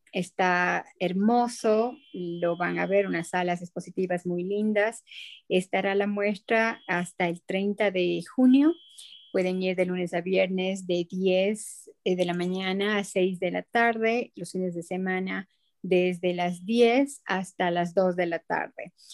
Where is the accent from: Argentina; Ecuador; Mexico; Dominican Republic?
Ecuador; como ecuatoriana